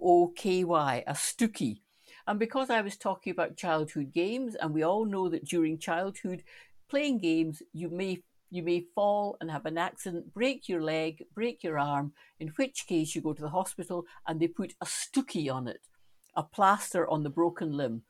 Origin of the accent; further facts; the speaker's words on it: Stirling, Scotland, United Kingdom; growing up in Stirling